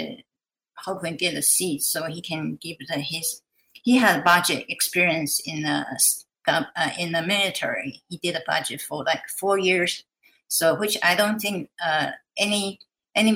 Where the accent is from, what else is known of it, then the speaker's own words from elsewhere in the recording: Taiwan; moved away as an adult; now in Alaska, United States; I was born and raised in Taiwan. During my 20s, I came to the United States for my college education